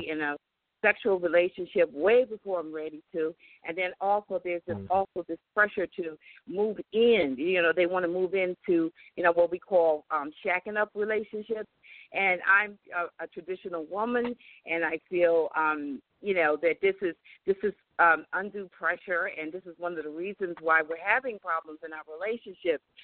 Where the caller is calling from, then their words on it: Atlanta, Georgia, United States; I'm calling from Atlanta, Georgia